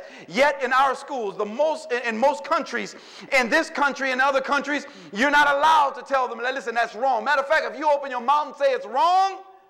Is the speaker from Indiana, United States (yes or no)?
no; New Orleans, Louisiana, United States; listen, I'm from New Orleans, and you know, if you eat something that is not flavored, you got that look.